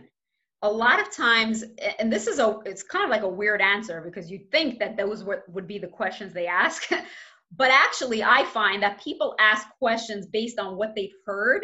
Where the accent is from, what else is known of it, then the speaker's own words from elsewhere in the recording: New York City, New York, United States; I grew up in Crown Heights